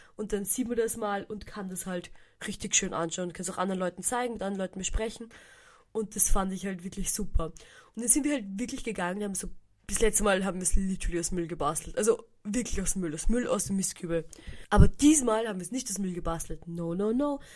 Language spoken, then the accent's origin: German; Hirm, Burgenland, Austria; Ich bin in Hirn aufgewachsen, könnte man sagen